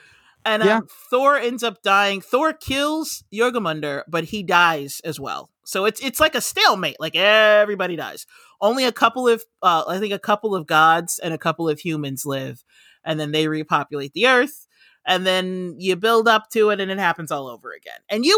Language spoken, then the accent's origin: English; United States; I'm American.